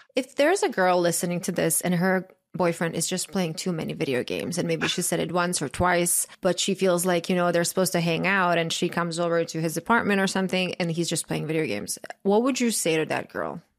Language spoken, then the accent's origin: English; Croatia; moved away; I grew up in Croatia